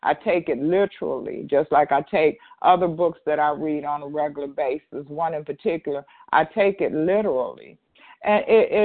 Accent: Detroit, Michigan, United States; I'm from Michigan? But if I didn't, I am. Detroit, actually

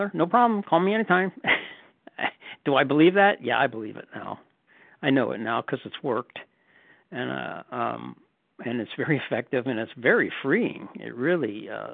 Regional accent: the North, Northern United States, United States; moved away as an adult; now in Southern United States; I'm a Northerner retired in the South

